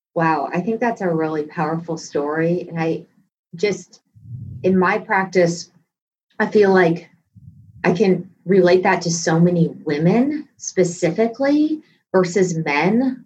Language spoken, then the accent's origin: English; Texas, United States; moved away; I was from Texas at this time